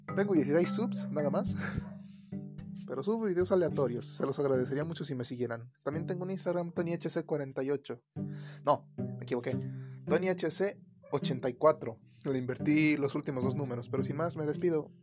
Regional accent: Mexico; Sin importar nuestra clase económica, todos somos mexicanos

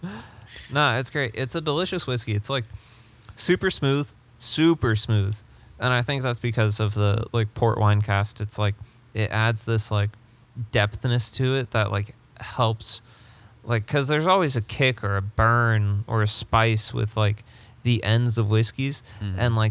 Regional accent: England, United Kingdom; I'm English

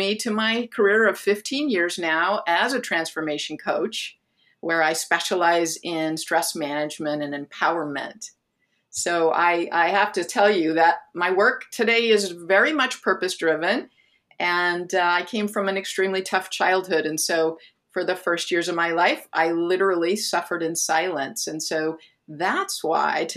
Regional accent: Phoenix, Arizona, United States; moved away as an adult; also born or lived in Southern California; I'm originally from Phoenix, Arizona, and I moved to Southern California so that I could attend an art school

